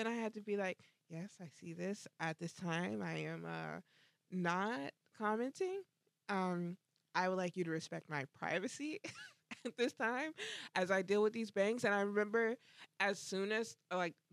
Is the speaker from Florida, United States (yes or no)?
yes; Orlando, Florida, United States; I'm from Orlando